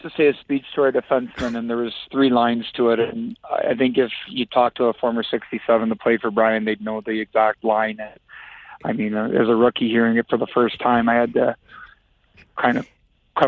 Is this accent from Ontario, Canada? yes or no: yes; Listowel, Ontario, Canada; I'm in my hometown coaching junior hockey